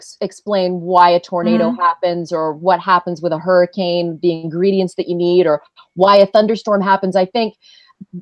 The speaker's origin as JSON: {"language": "English", "town": "Ottawa", "region": "Ontario", "country": "Canada", "moved": "yes", "said": "I'm from Canada where, you know, ice storms shut our city down for weeks. We had a big ice storm in Ottawa in the 90s"}